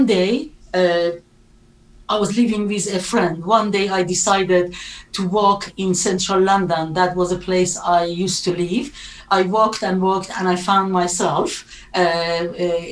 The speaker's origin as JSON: {"language": "English", "country": "Iran", "tie": "born or raised there", "second_language": "English", "moved": "as an adult", "lives_now": "United Kingdom", "said": "I was born in Iran in a Muslim family and had a very, very wonderful, happy childhood until 1979"}